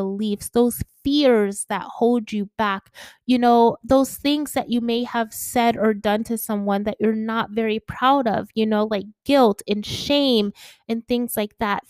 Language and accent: English; Connecticut, United States; now in Atlanta, United States; I lived in Connecticut as a kid